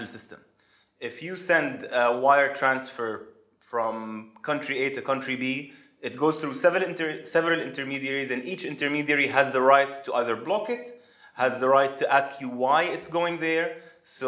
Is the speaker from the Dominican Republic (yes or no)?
no; Amman, Amman Governorate, Jordan; moved away as an adult; also born or lived in United States / Saudi Arabia; I was born and raised in Jordan, in Amman, moved to the US to study industrial engineering at Purdue University